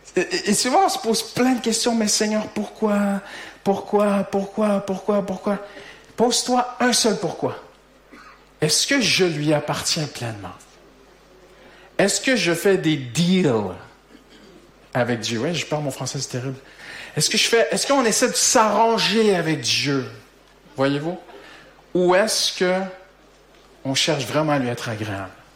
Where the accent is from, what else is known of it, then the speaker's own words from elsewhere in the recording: Quebec, Canada; accent: Québécois; moved away as an adult; now in France; mon accent québécois, c'est que ça, même si ça fait 17 ans maintenant, bientôt que nous sommes en France